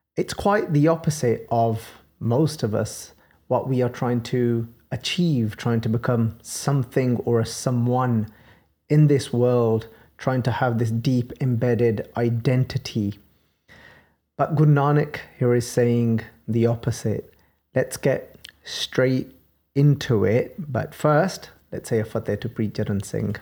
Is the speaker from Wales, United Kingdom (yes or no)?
no; Birmingham, West Midlands, United Kingdom; accent: Birmingham; my Birmingham accent